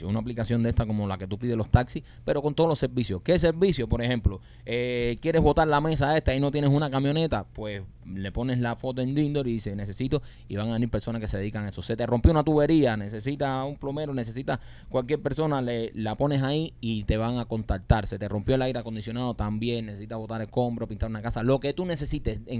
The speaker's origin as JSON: {"language": "Spanish", "country": "Cuba", "tie": "born there", "said": "nosotros que nacimos en Cuba y tenemos pasaporte americano"}